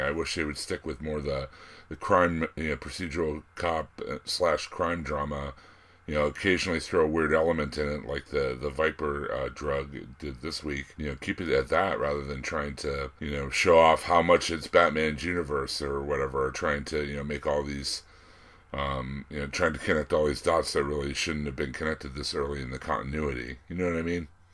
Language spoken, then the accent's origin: English; Pittsburgh, Pennsylvania, United States; accent: Pittsburgh; I'm from Pittsburgh and we just got voted as having the Ugliest accent in America